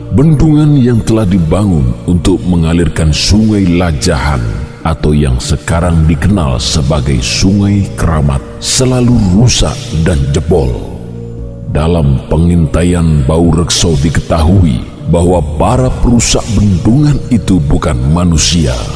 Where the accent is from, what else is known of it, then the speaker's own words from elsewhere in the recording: Java, Indonesia; Sebagai orang Jawa